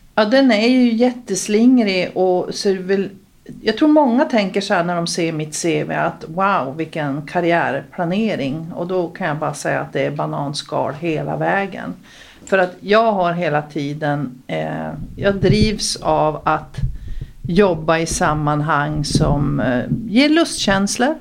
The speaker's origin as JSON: {"language": "Swedish", "town": "Luleå", "region": "Norrbotten County", "country": "Sweden", "tie": "born or raised there", "also_born_or_lived": "Stockholm", "moved": "as an adult", "said": "jag är född eh, i Vitodalen, högst upp i Vitodalen. Fågelvägen närmare till Överkalix, men det är Luleå"}